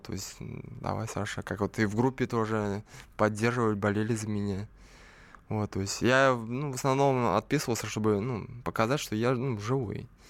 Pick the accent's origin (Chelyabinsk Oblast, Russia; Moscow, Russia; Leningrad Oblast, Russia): Leningrad Oblast, Russia; Slantsy; now in Saint Petersburg, Russia; я, конечно, не родом из Питера, а из маленького города Сланцы, недалеко от Ческого озера